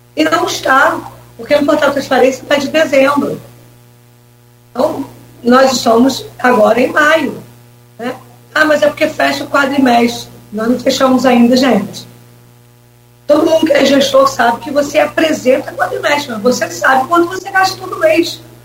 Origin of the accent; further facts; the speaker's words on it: São Gonçalo, Rio de Janeiro, Brazil; moved away as an adult; also born or lived in Niterói; now in Campos dos Goytacazes, Brazil; É, eu nasci, eu nasci em São Gonçalo, né? mas eu trabalhava em Niterói.